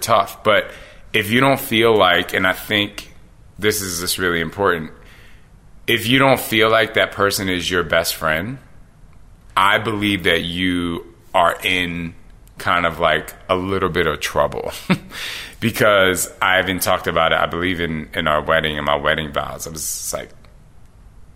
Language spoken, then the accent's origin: English; Philadelphia, Pennsylvania, United States; growing up in Philly